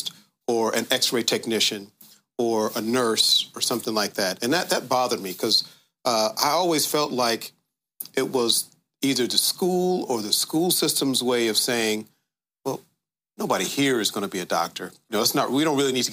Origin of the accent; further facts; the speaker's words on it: Dayton, Ohio, United States; moved away as an adult; also born or lived in Washington, D.C.; I'm from Dayton, grew up on the west side of Dayton, which is the black side of town